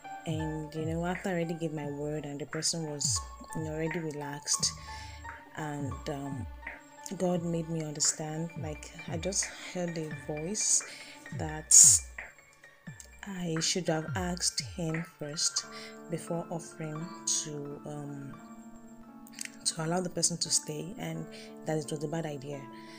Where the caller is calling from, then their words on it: Ileri, Oyo, Nigeria; I'm recording from Ileri, Oyo State, Nigeria.